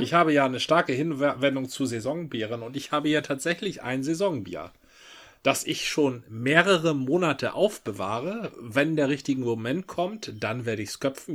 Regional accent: Marne, Schleswig-Holstein, Germany; now in Hamburg, Germany; Von der Dittmarscher Brauerei im schönen Marne, Karl Hinz, Privatbrauerei, ja, ja. wo ich herstamme

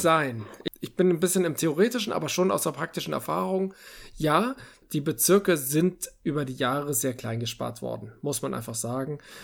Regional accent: Northern Germany, Germany; bin ich auch als Norddeutscher

